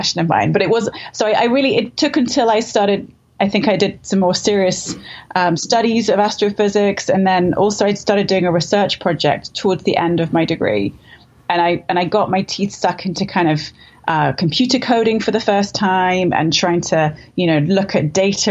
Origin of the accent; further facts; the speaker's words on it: London, United Kingdom; I grew up in London.